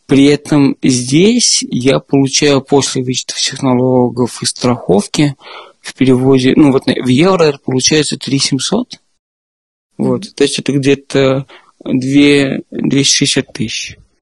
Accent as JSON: {"language": "Russian", "region": "Moscow", "country": "Russia", "tie": "born or raised there", "moved": "as an adult", "lives_now": "Berlin, Germany", "said": "Я из Москвы. Я там родился и всю жизнь жил до этого"}